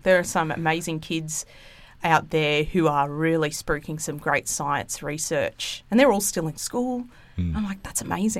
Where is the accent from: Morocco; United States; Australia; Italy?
Australia; Gold Coast, Queensland; also born or lived in Sydney, New South Wales; So we grew up, I was born in Sydney. Don't tell the state of origin team I said that because I go for Queensland. Because I actually went to school up in Queensland on the Gold Coast.